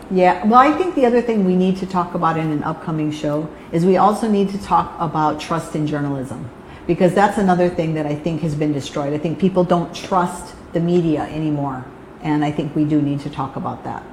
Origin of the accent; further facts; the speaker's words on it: Hawaii, United States; I'm a Hawaii girl, been here my whole life.